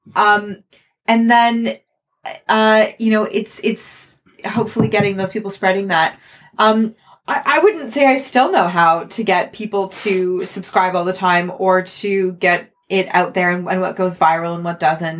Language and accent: English; Canada; I'm Canadian